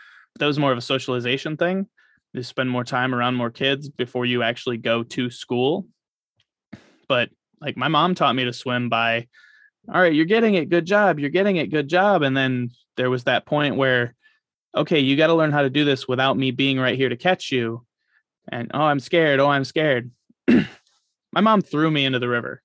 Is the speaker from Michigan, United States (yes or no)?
yes; Michigan, United States; now in Florida, United States; I grew up in Michigan